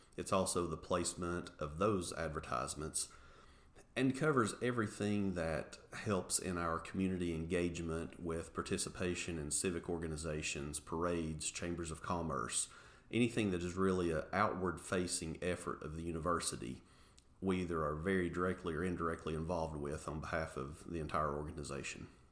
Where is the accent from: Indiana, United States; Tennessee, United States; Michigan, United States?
Tennessee, United States; Englewood; born and raised in Englewood, Tennessee. Actually, uh, still reside in Englewood today.